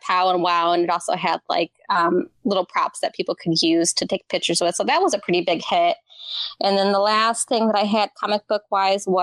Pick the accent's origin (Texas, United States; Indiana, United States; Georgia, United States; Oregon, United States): Indiana, United States; I'm from Indiana originally